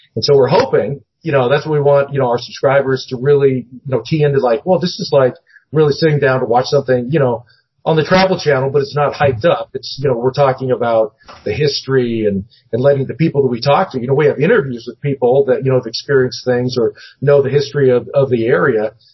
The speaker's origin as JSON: {"language": "English", "town": "Seattle", "region": "Washington", "country": "United States", "tie": "born or raised there", "moved": "yes", "said": "I grew up in the Northwest, um, mm-hmm. up in Seattle"}